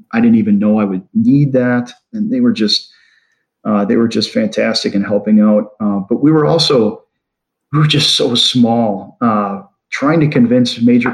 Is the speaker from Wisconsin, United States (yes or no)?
yes; Wisconsin, United States; moved away as an adult; also born or lived in Pennsylvania; moving back from Pennsylvania to where I grew up in Wisconsin